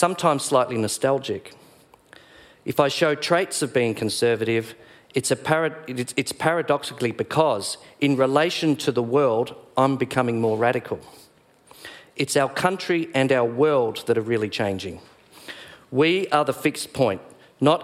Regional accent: Doveton, Victoria, Australia; the neighbourhood in which I grew up in Doveton, a suburb created by the Victorian Housing Commission

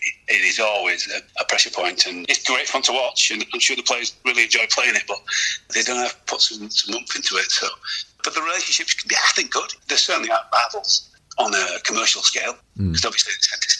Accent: England, United Kingdom; moved away as an adult; now in France; as English people

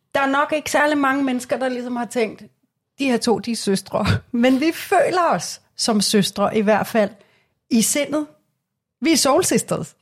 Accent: Glostrup, Capital Region of Denmark, Denmark; Jeg er for eksempel født i Glostrup.

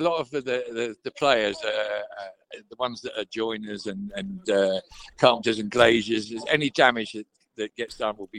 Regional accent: Portsmouth, South East England, United Kingdom; I was born in Portsmouth, so that's way south.

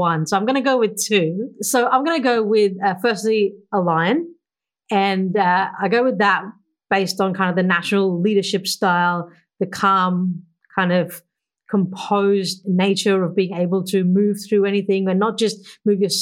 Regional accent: India; moved away as an adult; now in Australia; I grew up back in India in the 1980s

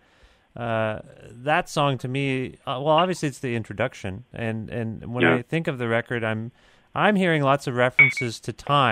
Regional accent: Canada; accent: Canadian; we're Canadian. We have a Canadian accents

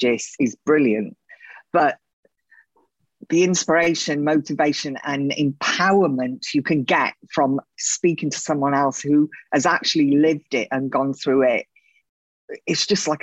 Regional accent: Wales, United Kingdom; moved away as an adult; also born or lived in London / Spain; Before that, I grew up in Wales

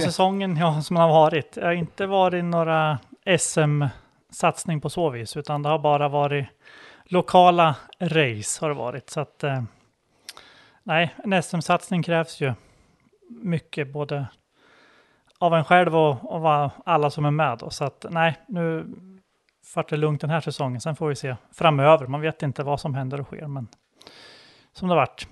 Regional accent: Bie, Södermanland, Sweden; Jag är från Bie utanför Katrineholm

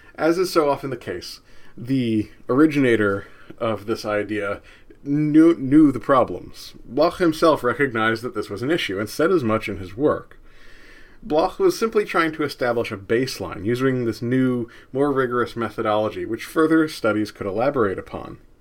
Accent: New Jersey, United States; I grew up in New Jersey

